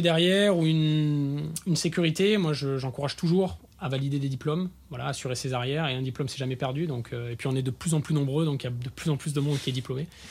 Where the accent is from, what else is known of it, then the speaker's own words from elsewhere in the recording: Var, Provence-Alpes-Côte d'Azur, France; je suis du Var